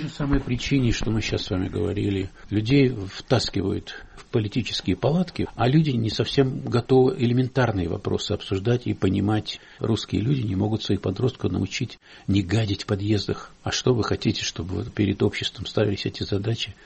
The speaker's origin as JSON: {"language": "Russian", "country": "Russia", "said": "у меня на родине, моей России."}